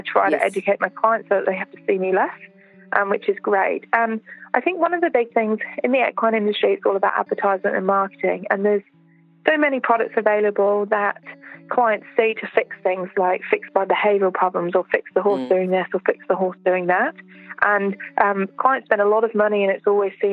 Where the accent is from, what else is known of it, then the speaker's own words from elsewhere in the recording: Alexandra, Otago, New Zealand; In Central Otago, where we are, I run them in my hometown, which is Alexandra